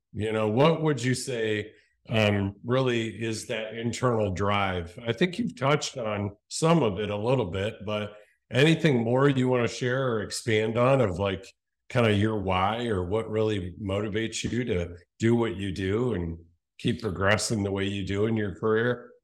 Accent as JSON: {"language": "English", "town": "Cleveland", "region": "Ohio", "country": "United States", "tie": "born or raised there", "said": "We're both Cleveland boys, born and raised"}